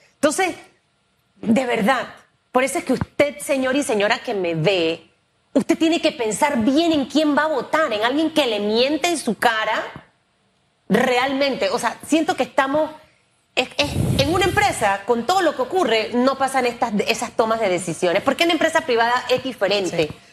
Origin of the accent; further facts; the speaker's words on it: Panama; como panameña y como periodista